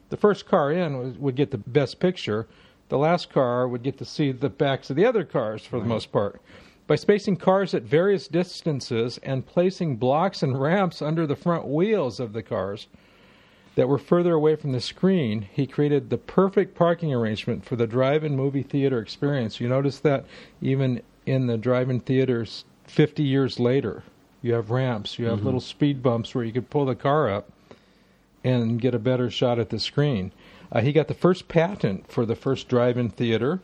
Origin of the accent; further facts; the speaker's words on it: Los Angeles, California, United States; I was born and raised in the San Fernando Valley in the L.A. area.